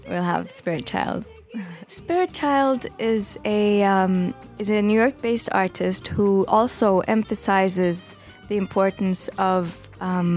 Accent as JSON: {"language": "English", "country": "Jordan", "tie": "born or raised there", "moved": "yes", "lives_now": "United States", "said": "growing up in Jordan"}